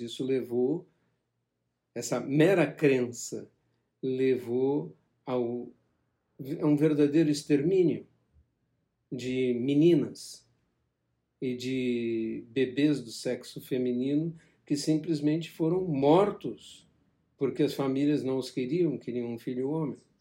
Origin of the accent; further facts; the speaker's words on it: Brazil; como brasileiro